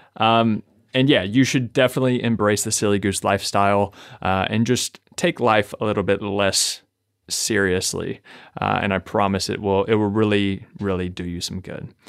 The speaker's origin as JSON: {"language": "English", "region": "Kentucky", "country": "United States", "said": "I'm from Kentucky"}